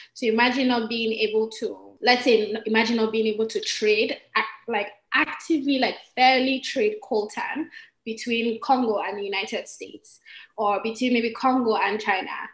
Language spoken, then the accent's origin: English; Nigeria; I'm from Nigeria